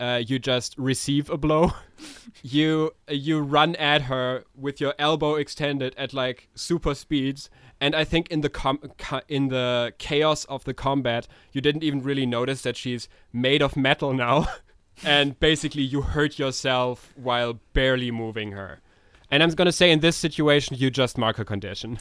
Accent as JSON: {"language": "English", "country": "Germany", "said": "we're we're from Germany."}